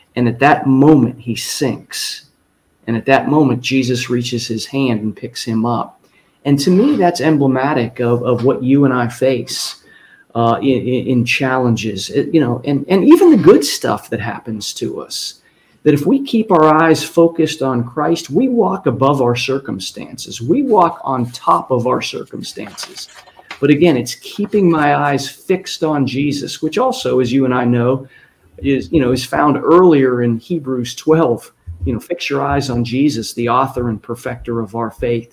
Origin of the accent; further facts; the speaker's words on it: Ohio, United States; I go back to my hometown in Ohio